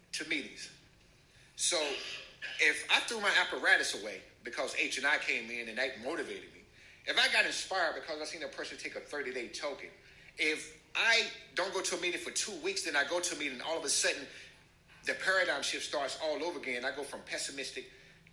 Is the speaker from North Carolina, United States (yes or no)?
yes; North Carolina, United States; I'm from North Carolina, so I was raised in the church